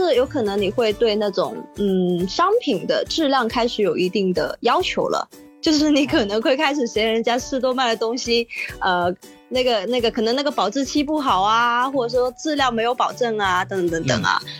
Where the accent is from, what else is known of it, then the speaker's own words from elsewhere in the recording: Guangzhou, Guangdong, China; 对，在广州的七十一比我老一岁啊，呃，所以其实可以说，他这个这个七十一，它是伴随我整个成长